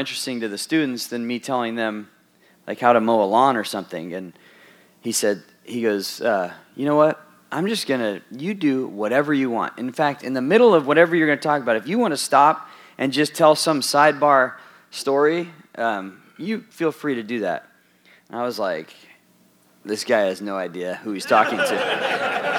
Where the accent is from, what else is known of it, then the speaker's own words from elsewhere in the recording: Southern California, United States; moved away; also born or lived in Wisconsin; I grew up in Southern California